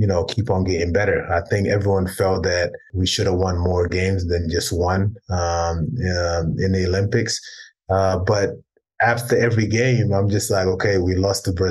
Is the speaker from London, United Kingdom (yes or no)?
yes; London, United Kingdom; also born or lived in South Sudan; a group of guys that I grew up with in London